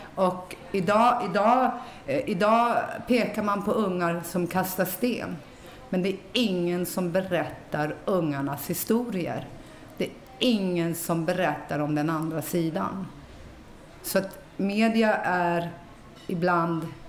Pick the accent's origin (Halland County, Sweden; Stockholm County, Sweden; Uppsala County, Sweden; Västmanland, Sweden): Stockholm County, Sweden; Stockholm; Jag är uppväxt i Rinkeby